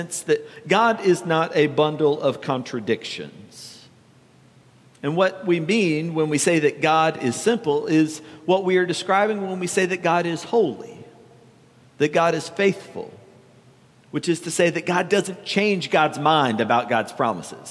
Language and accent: English; the South, United States; growing up in the South